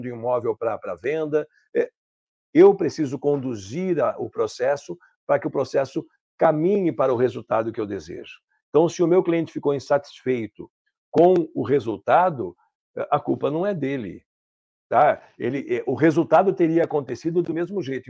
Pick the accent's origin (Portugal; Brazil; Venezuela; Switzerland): Brazil; São Paulo; moved away as an adult; now in Caxias do Sul, Brazil; Eu sou de São Paulo, capital, mas moro aqui há 18 anos